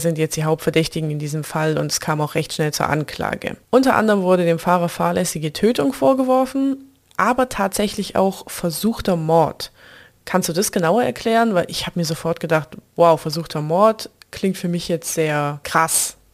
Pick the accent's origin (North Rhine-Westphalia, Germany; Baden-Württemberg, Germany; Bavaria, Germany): Baden-Württemberg, Germany; near Tübingen district; moved away; in die Nähe meiner alten Heimat, in den Kreis Tübingen